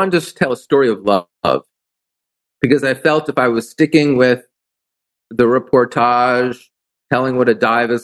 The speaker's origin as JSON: {"language": "English", "town": "New York City", "region": "New York", "country": "United States", "tie": "born or raised there", "also_born_or_lived": "Big Island, Hawaii", "moved": "as an adult", "lives_now": "Big Island of Hawaii, United States", "said": "I grew up on the East Coast. I grew up in New York City."}